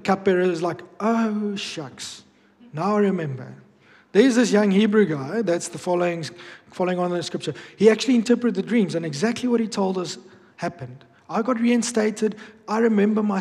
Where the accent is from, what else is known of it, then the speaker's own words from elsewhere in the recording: Bloemfontein, Free State, South Africa; moved away; when I grew up back in Bloom